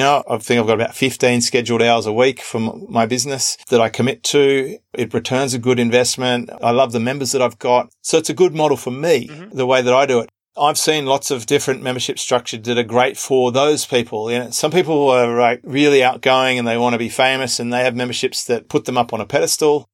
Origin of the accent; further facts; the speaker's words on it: Australia; accent: Australian; my Australian accent stands out